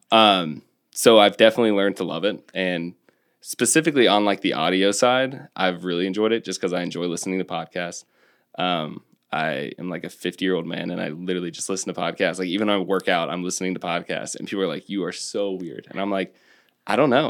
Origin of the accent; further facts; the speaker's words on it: North Carolina, United States; 40 minutes from my hometown